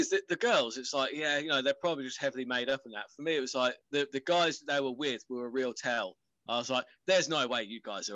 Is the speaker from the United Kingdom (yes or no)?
yes; England, United Kingdom; being English